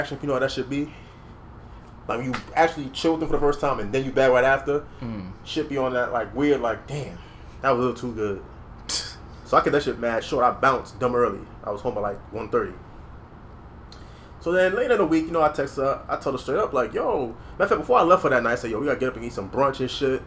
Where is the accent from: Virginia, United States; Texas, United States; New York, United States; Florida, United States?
New York, United States; New York City; I'm from the Bronx.